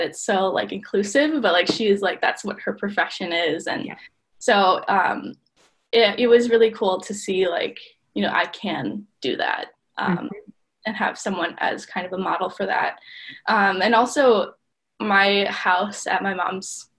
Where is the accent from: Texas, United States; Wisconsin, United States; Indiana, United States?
Wisconsin, United States; Milwaukee; I'm from Milwaukee